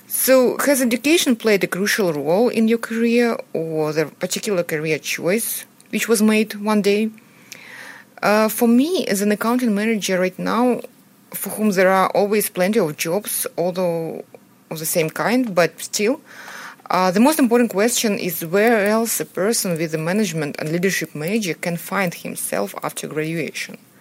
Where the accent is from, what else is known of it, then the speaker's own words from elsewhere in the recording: Belarus; moved away as an adult; now in San Francisco Bay Area, United States; originally, I'm from Belarus, Central Europe, and, um, two years ago, I moved to San Francisco Bay Area